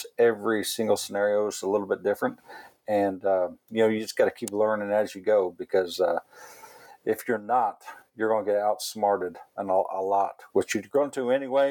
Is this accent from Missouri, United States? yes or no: yes; Missouri, United States; I grew up right here in Missouri.